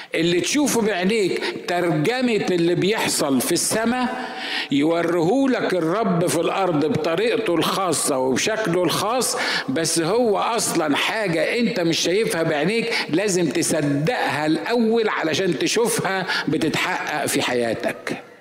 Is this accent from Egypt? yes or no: yes; Egypt; انا مصري